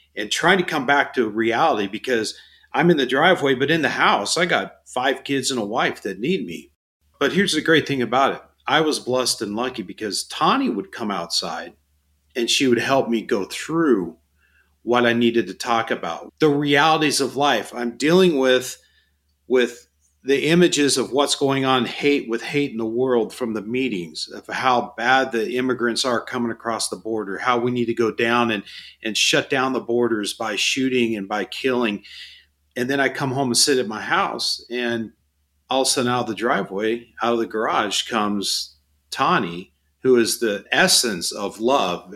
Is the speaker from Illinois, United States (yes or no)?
no; Phoenix, Arizona, United States; I was born and raised in Phoenix, been here my whole life